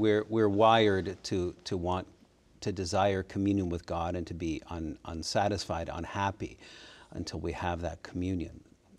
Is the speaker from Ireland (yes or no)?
no; Kitchener, Ontario, Canada; I was born in Kitchener, Ontario. Kitchener is a city just south of Toronto in Canada.